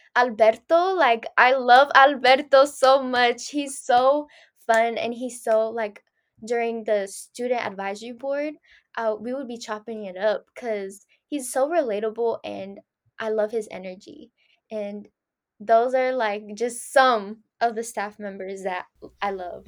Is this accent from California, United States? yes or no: yes; San Francisco, California, United States; first language Spanish; English is a second language; also born or lived in Danville, California; after fifth grade, I just stayed in San Francisco.